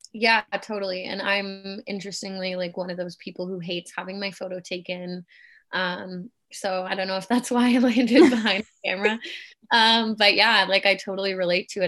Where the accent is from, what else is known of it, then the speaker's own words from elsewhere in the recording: Canada; also born or lived in Germany / Kitchener-Waterloo, Ontario, Canada; I was born and raised in Germany, been in Canada since I was eight